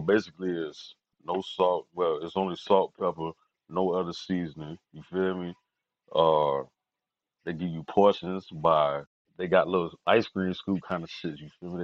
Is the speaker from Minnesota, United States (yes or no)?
no; Fort Lauderdale, Florida, United States; I'm from Lauderdale